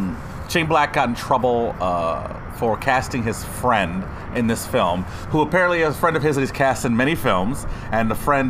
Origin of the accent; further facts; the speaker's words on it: Detroit, Michigan, United States; as a kid growing up in Detroit.